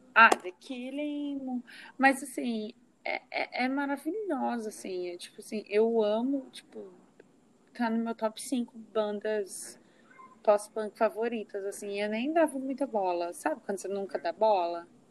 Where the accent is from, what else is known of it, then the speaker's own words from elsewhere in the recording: Uberaba, Minas Gerais, Brazil; eu sou de Uberaba